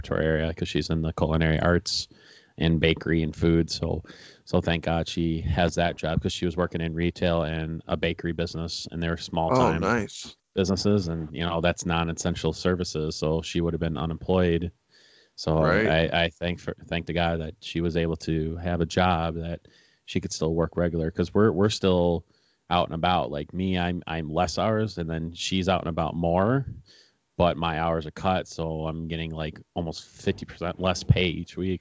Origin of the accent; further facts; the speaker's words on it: Milwaukee, Wisconsin, United States; I grew up in the Milwaukee County area and been living here my whole life